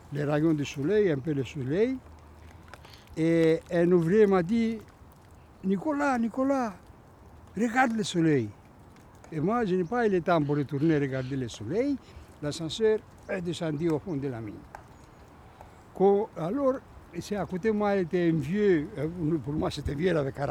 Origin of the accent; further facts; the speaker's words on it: Greece; French is a second language; quand je suis venu de la Grèce, le premier jours euh, à la cantine, je suis venu sans rien.